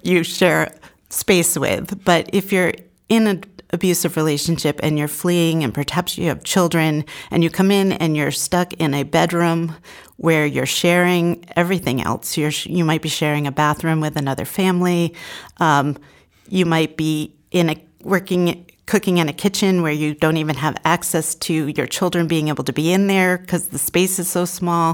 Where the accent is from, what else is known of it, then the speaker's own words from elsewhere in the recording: Portsmouth, New Hampshire, United States; I grew up in the Seacoast area